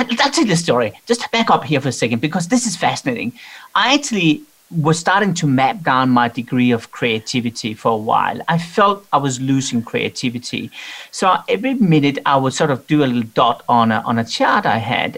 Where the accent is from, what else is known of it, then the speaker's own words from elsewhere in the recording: Denmark; I'm from Denmark